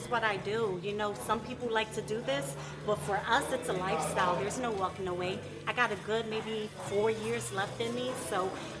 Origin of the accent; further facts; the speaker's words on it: Brooklyn, New York, United States; I am from Brooklyn.